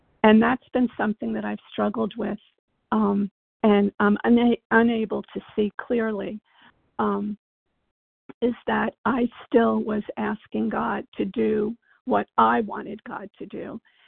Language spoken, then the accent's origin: English; Virginia, United States